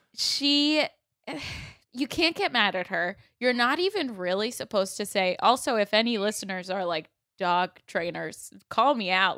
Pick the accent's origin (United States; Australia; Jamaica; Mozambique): United States; Sarasota, Florida; moved away as an adult; now in Los Angeles, United States; Sarasota, my hometown